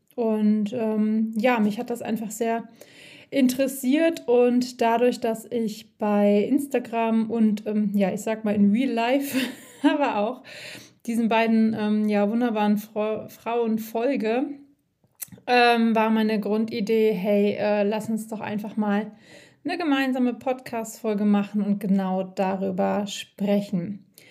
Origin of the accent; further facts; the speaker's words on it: Siegen-Wittgenstein, North Rhine-Westphalia, Germany; now in Black Forest, Germany; aus meiner Heimat, ähm, auch in Siegen-Wittgenstein